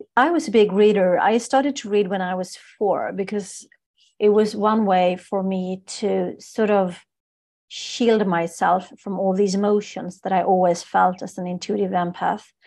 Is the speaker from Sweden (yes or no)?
yes; Stockholm, Stockholm County, Sweden; I'm born and raised in Stockholm, in Sweden